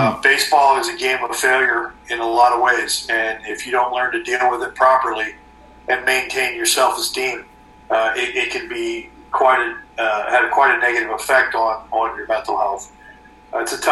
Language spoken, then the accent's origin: English; Southern California, United States; now in Canada; I grew up in Southern California